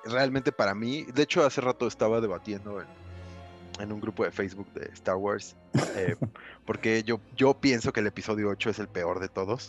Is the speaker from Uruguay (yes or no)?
no; Cuautitlán Izcalli, State of Mexico, Mexico; De Coatlán, Iscali para el mundo.